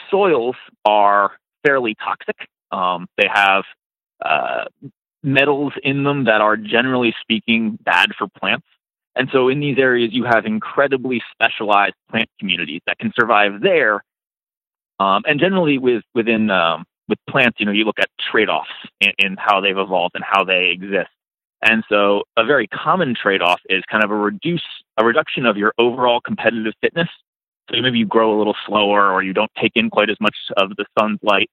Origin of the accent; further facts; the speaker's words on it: East Coast, United States; I grew up on the East Coast